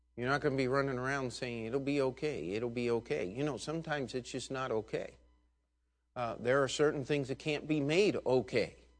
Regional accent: United States

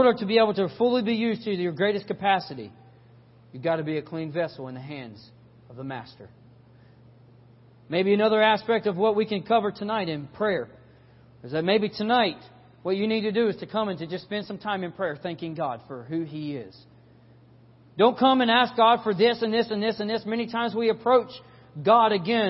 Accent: South Carolina, United States; We're from South Carolina

